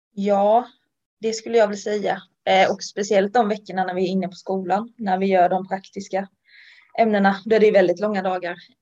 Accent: Ljungby, Kronoberg County, Sweden; moved away as an adult; Ljungby, där jag kommer från

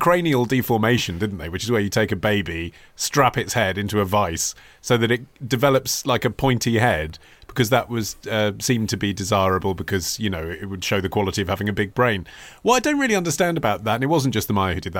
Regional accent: England, United Kingdom; when you're growing up in England

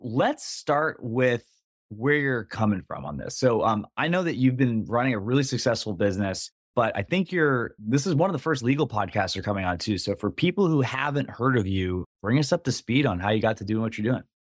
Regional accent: East Coast, United States; I grew up on the East Coast

